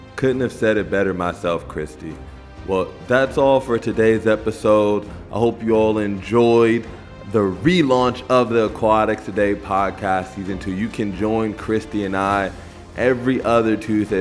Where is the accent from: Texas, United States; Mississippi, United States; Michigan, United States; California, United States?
California, United States; Los Angeles; the LA Games, that, that's my hometown